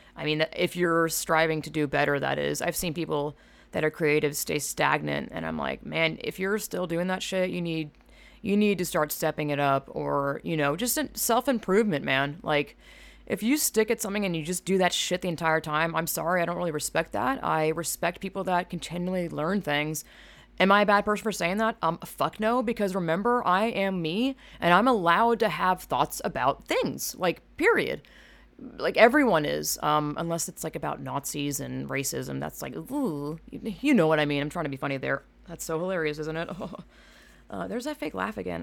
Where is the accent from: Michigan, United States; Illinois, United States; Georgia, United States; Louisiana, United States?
Georgia, United States; I am from Georgia, which is very southern